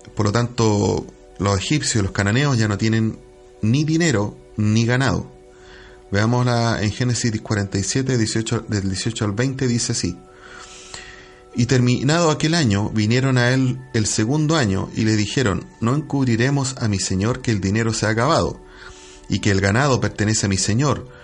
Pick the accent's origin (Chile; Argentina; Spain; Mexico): Chile; nosotros a lo mejor somos ciudadanos chilenos